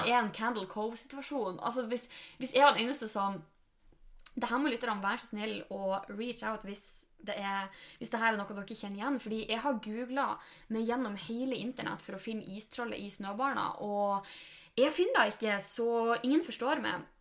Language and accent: Norwegian; Norway; moved away; nå er vi hjemme i Sjongsfjord